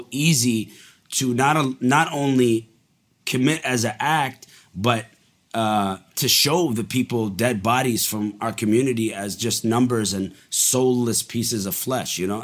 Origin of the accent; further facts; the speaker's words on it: Montreal, Quebec, Canada; also born or lived in Dubai, United Arab Emirates; I was born in Dubai and then we moved to Montreal when I was five